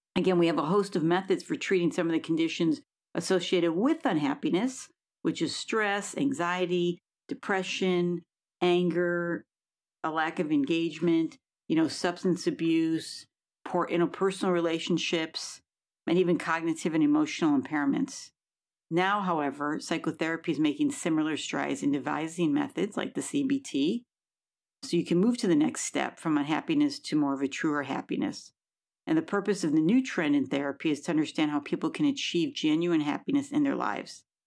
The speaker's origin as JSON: {"language": "English", "town": "Buffalo", "region": "New York", "country": "United States", "moved": "yes", "lives_now": "California, United States", "said": "I'm from Buffalo, New York"}